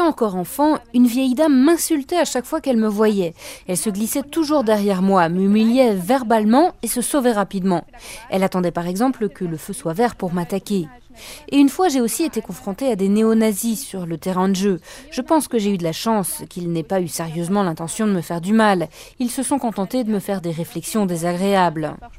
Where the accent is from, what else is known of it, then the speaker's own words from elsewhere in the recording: Germany; first language German; French is a second language; je suis allemande